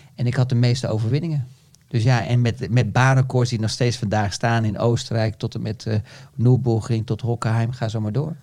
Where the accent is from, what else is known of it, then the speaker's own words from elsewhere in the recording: Netherlands; als Nederlander